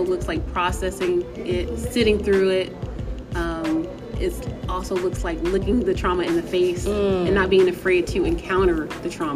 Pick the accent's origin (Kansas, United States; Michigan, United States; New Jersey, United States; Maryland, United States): New Jersey, United States; moved away as an adult; now in North Carolina, United States; I am from New Jersey. I've been in North Carolina for about 16 years